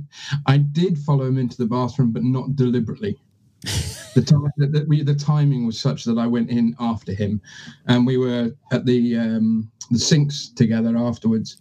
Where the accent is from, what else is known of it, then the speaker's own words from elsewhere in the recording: 50 miles west of London, South East England, United Kingdom; accent: English; now in Edinburgh, United Kingdom; I was born in Edinburgh, but then I moved down. My family moved down south when I was one year old. Um, okay. Um, so I was brought up in England, uh, 50 miles west of London.